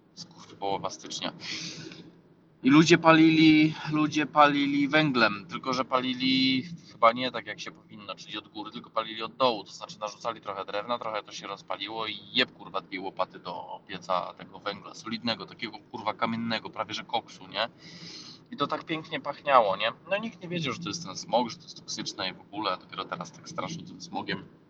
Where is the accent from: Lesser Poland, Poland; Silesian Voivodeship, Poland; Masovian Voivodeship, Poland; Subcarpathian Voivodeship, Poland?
Subcarpathian Voivodeship, Poland; Rzeszów; my z Rzeszowa